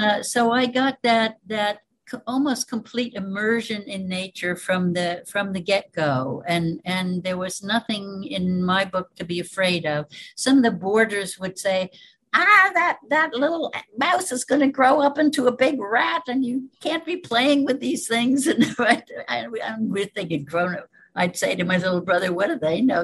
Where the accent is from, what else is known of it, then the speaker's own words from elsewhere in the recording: Cairo, New York, United States; also born or lived in Canada / Greece / Peru / Spain; now in Hawaii, United States; I uh, was born in the Hudson Valley